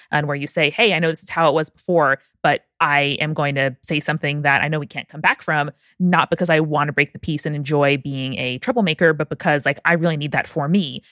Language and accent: English; Nassau County, Long Island, New York, United States; I am from Nassau County, Long Island, so about as anti-folksy as you can possibly get in the U S.